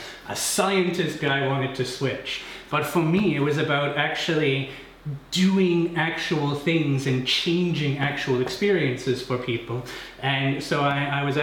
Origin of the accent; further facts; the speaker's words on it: Canada; now in Cologne, Germany; the part of Canada where I'm from